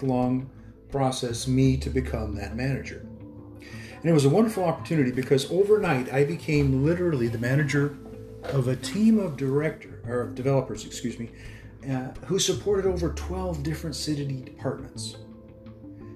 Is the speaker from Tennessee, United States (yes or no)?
no; New Mexico, United States; moved away as an adult; also born or lived in Miami, Florida; my home state of New Mexico